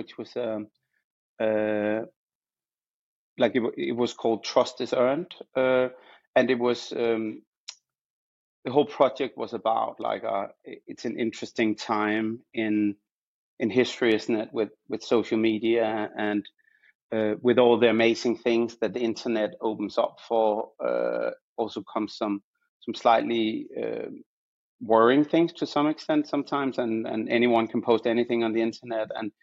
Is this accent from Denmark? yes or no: yes; Copenhagen, Capital Region of Denmark, Denmark; moved away as an adult; also born or lived in Amsterdam; now in London, United Kingdom; I studied in Denmark, where I was born and raised in Copenhagen. So, that's where you can hear my accent from.